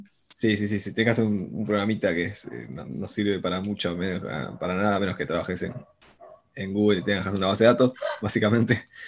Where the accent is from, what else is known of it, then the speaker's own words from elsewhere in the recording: Buenos Aires, Argentina; soy porteño acá, nacido, criado y todo mi vida acá